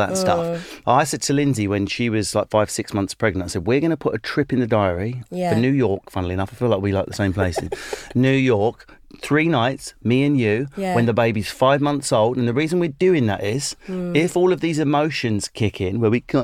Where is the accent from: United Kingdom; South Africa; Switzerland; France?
United Kingdom; England; accent: English; I'm from England.